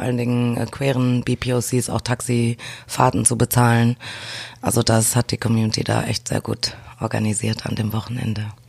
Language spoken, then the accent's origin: German; Düsseldorf, North Rhine-Westphalia, Germany; also born or lived in Tilburg, Netherlands; Also ich komme aus Düsseldorf. Ich bin Düsseldorfer Mädchen. Mhm. ähm, ja, bin dort geboren, aufgewachsen